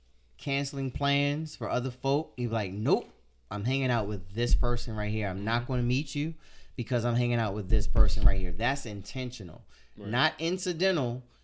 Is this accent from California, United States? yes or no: no; Washington, District of Columbia, United States; I'm from Northeast.